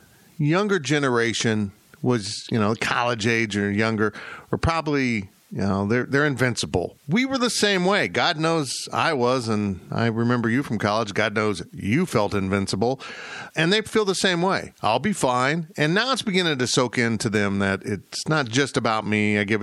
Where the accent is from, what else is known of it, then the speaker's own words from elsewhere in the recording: Florida, United States; born there; You know, I was born in Florida. We've got some ties to Florida and my aunt and uncle down there.